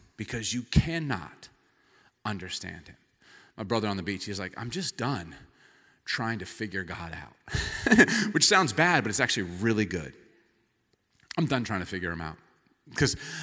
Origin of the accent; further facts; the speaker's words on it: the South, United States; moved away as an adult; now in Seattle, United States; we're from the South, and in the South, you say hi to people and smile